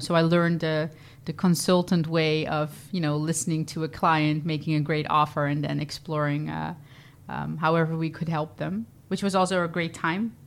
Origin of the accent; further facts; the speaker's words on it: Vlissingen, Zeeland, Netherlands; moved away; also born or lived in Rotterdam; I, uh, was born and raised in Vlissingen, Zeeland